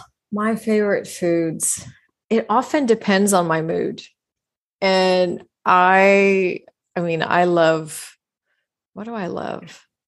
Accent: Texas, United States; I grew up in Texas

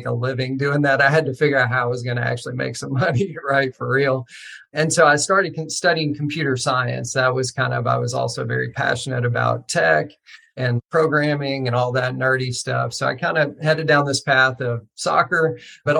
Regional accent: rural Western Kentucky, United States; I grew up in Kentucky, actually, rural Western Kentucky.

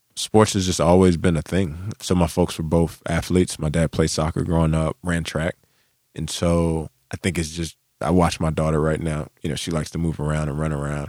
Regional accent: Charlotte, North Carolina, United States; I'm from Charlotte

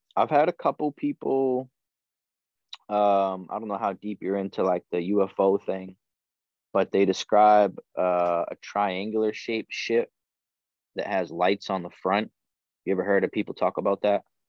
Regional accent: New England, United States; moved away as an adult; also born or lived in Hawaii; I was born and raised in New England on the opposite side of the country.

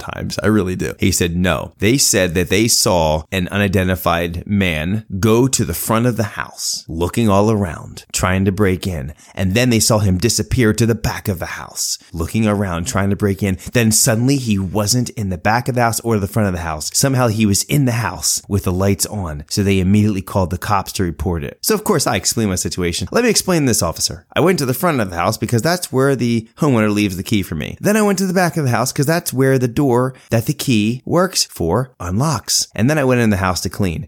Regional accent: Philadelphia suburbs, Pennsylvania, United States; growing up in the Philadelphia area, the Philadelphia suburbs

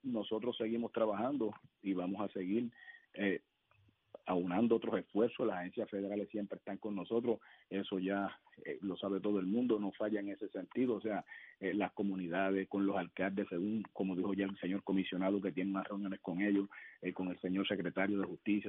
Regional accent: Puerto Rico; como puertorriqueño

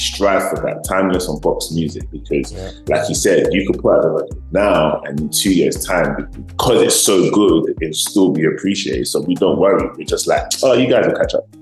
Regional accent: United Kingdom; moved away as an adult; now in Los Angeles, United States; being British born Nigerians living in America

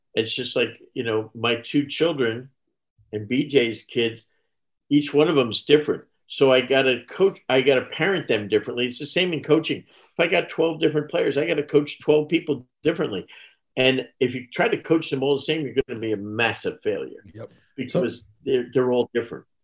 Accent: New Jersey, United States; I'm from New Jersey

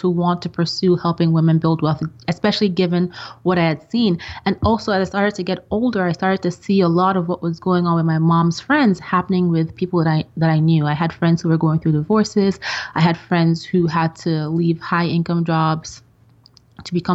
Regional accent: Nigeria; moved away as an adult; also born or lived in Austria / England; now in United States; my grade school and high school years were in Nigeria

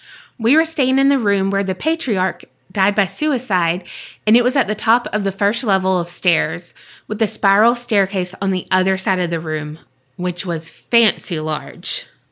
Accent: Louisiana, United States; I'm from Louisiana, so it was a nice circle around the states.

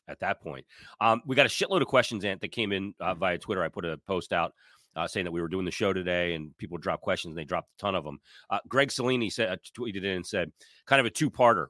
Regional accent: United States; I'm an American guy

